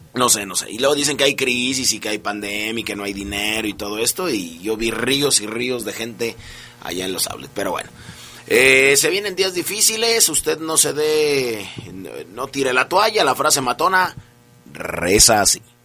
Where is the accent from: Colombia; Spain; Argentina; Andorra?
Argentina; mi tierra